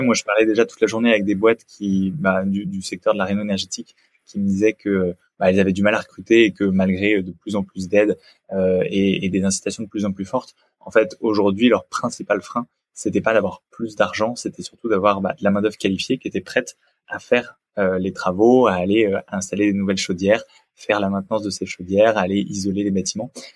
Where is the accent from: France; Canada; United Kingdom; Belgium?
France; Picardy, near Senlis, Hauts-de-France; j'ai grandi en Picardie. Je viens d'un petit village près de Senlis dans le sud de la Picardie